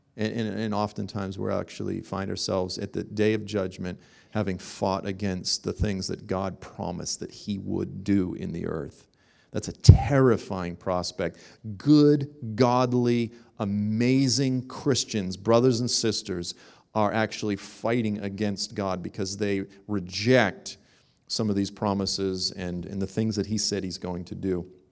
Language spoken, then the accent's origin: English; Boston, Massachusetts, United States; moved away; I'm originally from Boston